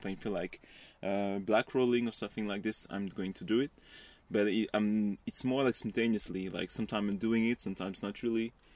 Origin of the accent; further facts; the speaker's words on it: west suburbs of Paris, Île-de-France, France; I was, like, really close to Paris, uh, in, in the close suburb, but in the west part of Paris